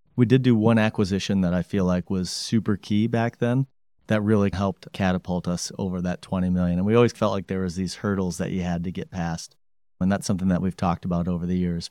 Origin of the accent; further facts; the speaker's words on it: Grand Rapids, Michigan, United States; also born or lived in Bloomington, Indiana / Detroit, Michigan; born and raised in Grand Rapids, Michigan